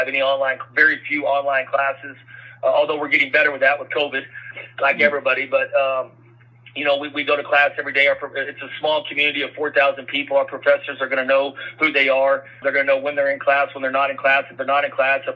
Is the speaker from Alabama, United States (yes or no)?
no; West Texas, United States; I grew up here in West Texas.